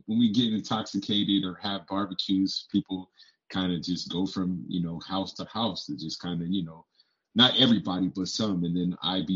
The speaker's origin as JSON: {"language": "English", "town": "San Diego", "region": "California", "country": "United States", "tie": "born or raised there", "also_born_or_lived": "Jacksonville, Florida / Connecticut / Phoenix, Arizona", "moved": "yes", "lives_now": "Minnesota, United States"}